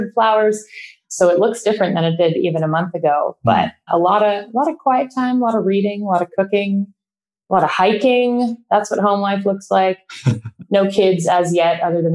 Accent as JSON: {"language": "English", "country": "Canada", "tie": "born or raised there", "moved": "as an adult", "lives_now": "San Francisco, United States", "said": "growing up in Canada"}